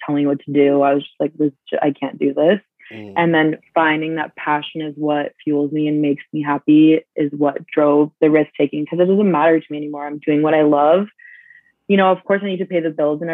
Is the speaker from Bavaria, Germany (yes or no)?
yes; Munich, Bavaria, Germany; now in Canada; growing up in Munich